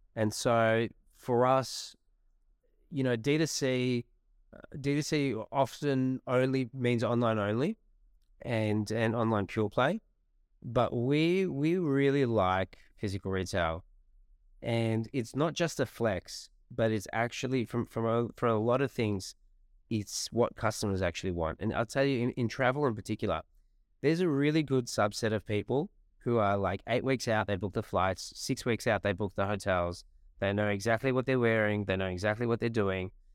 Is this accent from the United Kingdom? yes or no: no; Australia; our country